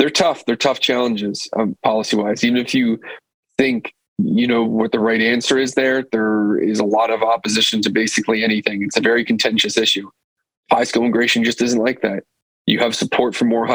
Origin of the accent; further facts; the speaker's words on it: Pennsylvania, United States; I'm from Pennsylvania